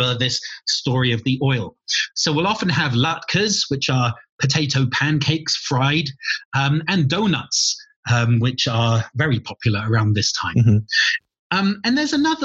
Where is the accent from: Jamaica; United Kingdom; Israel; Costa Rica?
United Kingdom; London; moved away as an adult; also born or lived in St Andrews, Scotland; now in Santa Fe, United States; I was brought up in London